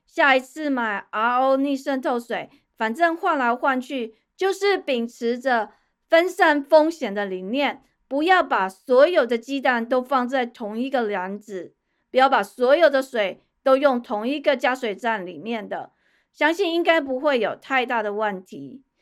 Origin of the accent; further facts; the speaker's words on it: Taipei, Taiwan; moved away as an adult; also born or lived in Kaohsiung; 我从小在天龙国出生长大，养尊处优